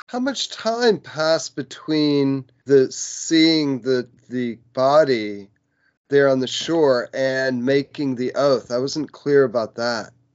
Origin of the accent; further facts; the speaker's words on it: United States; I was born in the United States and I'm uh, like a um, citizen of the United States.